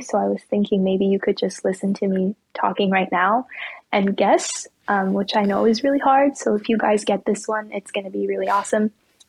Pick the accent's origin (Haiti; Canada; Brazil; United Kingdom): Canada; Montreal, Quebec; So now I will reveal that I am from the French-speaking part of Canada.